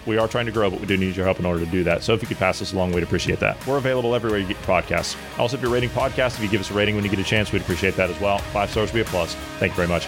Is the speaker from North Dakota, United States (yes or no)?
no; Ohio, United States; my native state of Ohio, my home state of Ohio